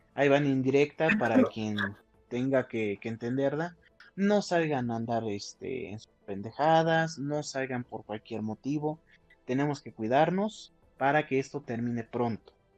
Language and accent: Spanish; Huauchinango, Puebla, Mexico; moved away as an adult; now in Cuautlancingo, Mexico; Yo soy de Huachinango, de la Sierra Norte de Puebla, pero estoy viviendo en la capital